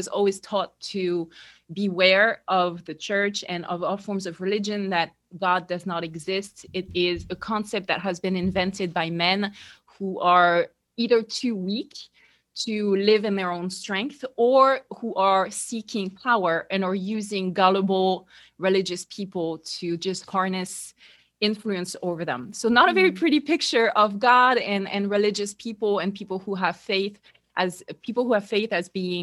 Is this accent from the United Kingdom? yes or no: no; France; English is a second language; moved away as an adult; now in United States; as you can hear, you know, obviously I'm French. I grew up in France. So even though right now I live in the US, I grew up in France in a very typical middle-class